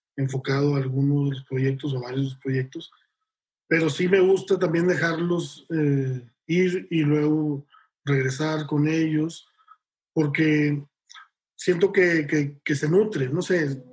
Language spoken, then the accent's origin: Spanish; Monterrey, Nuevo León, Mexico; yo soy de Monterrey